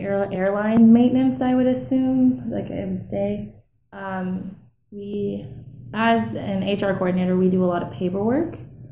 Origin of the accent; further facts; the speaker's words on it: Wasilla, Alaska, United States; also born or lived in Kotzebue, Alaska; I am from Wasilla, Alaska. My family is from Kotzebue.